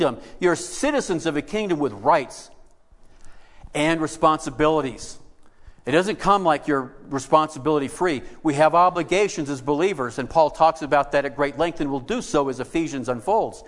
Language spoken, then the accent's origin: English; United States